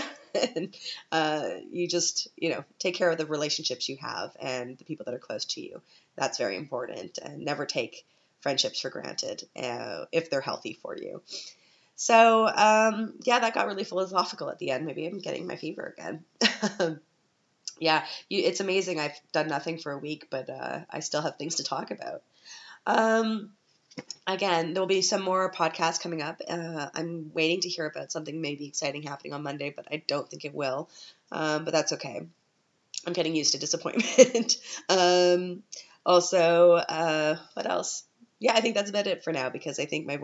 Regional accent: Canada; now in Vienna, Austria; I'm a Canadian

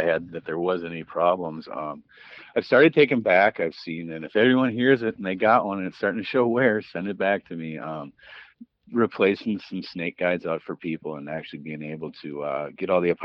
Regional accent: Woodbury, Minnesota, United States; moved away as an adult; also born or lived in Green Bay, Wisconsin; I grew up over in Woodbury

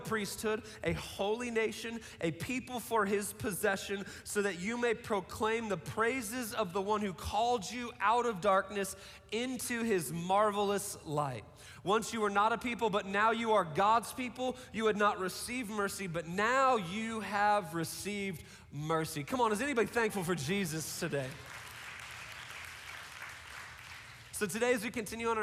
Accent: Seattle, Washington, United States; I grew up in Seattle, so like the prerequisite to be a Seattle kid was to play like rock music and drink Starbucks

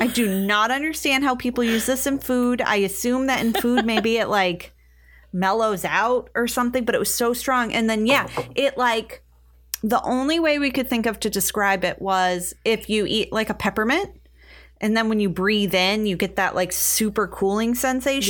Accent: United States; We're American

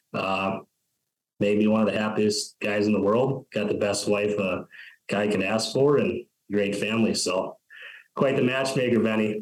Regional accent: Fairmont, Minnesota, United States; now in North Dakota, United States; growing up in Fairmont, that's like commuting to Mankato every day

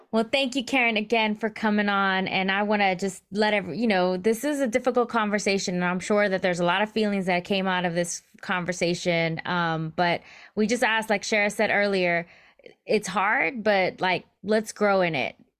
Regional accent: United States; I'm first generation American. My, my parents were born in Mexico and they immigrated over to the U S

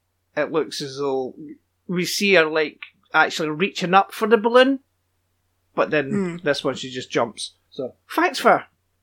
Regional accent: Scotland, United Kingdom; there's been a murder! I'm Scottish!

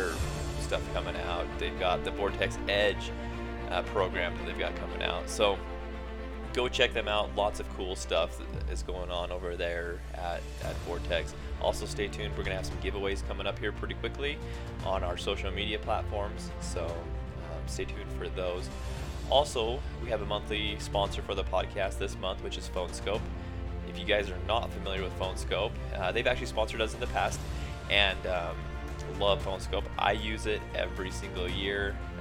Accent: Utah, United States; my hometown there in Utah

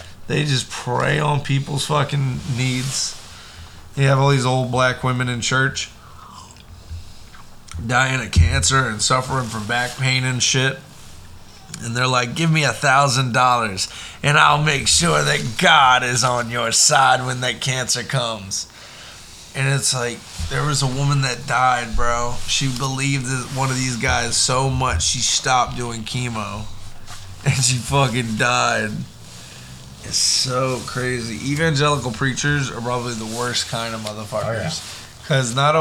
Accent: Florida, United States; moved away; I was growing up in Florida

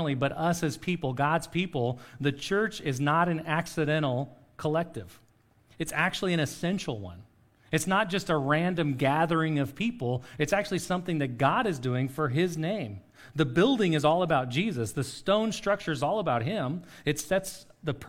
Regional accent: Oklahoma, United States; sometimes we're Oklahoman, sometimes we're American

